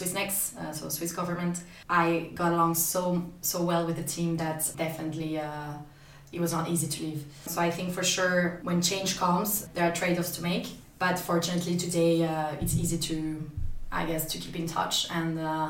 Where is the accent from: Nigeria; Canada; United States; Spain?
Spain; born there; So as I mentioned earlier, I was born in Spain, but in total, with my parents and for job reasons as well, I had to move and live in up to 8 cities now.